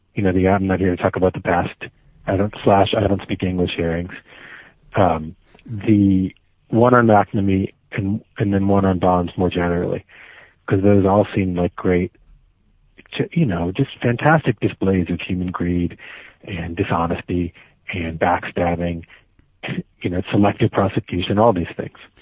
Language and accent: English; Miami, Florida, United States; now in New York, United States; I grew up in Miami